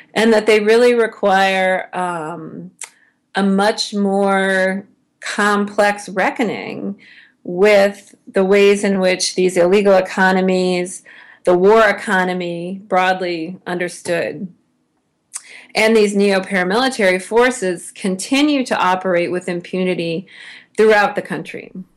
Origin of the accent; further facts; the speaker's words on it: United States; as an American